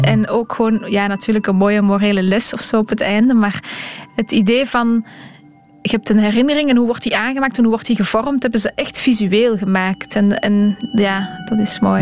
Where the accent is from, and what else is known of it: Belgium; moved away as an adult; now in Brussels, Belgium